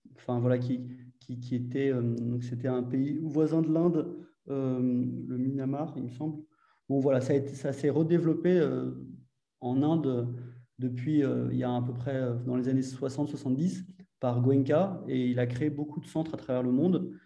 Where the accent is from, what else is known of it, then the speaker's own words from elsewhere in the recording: Paris, Île-de-France, France; also born or lived in Argentina; je suis parisien au départ